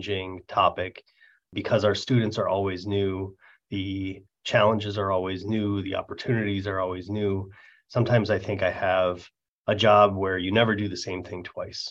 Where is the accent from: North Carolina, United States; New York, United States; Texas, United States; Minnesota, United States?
Minnesota, United States; moved away as an adult; also born or lived in San Francisco / Davis; now in Oregon, United States; I grew up in Minnesota where we have real winter.